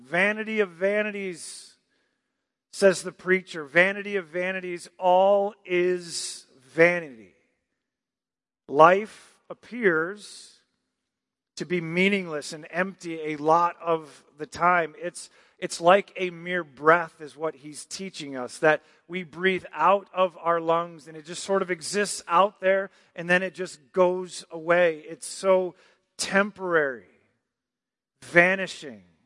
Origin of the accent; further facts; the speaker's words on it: Michigan, United States; moved away; I'm from Michigan